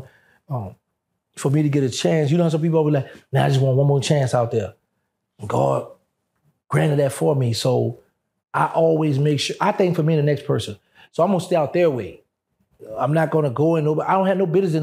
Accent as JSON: {"language": "English", "region": "Louisiana", "country": "United States", "said": "I'm from Louisiana"}